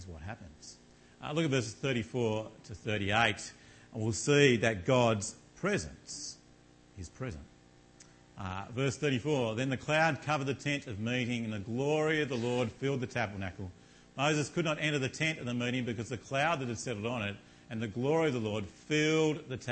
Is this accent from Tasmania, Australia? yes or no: yes; Launceston, Tasmania, Australia; moved away; I come from Launceston in Tasmania